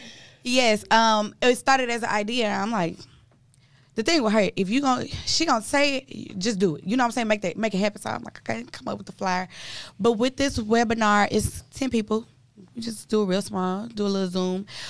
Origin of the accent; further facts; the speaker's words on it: Milwaukee, Wisconsin, United States; my hometown, Milwaukee, Wisconsin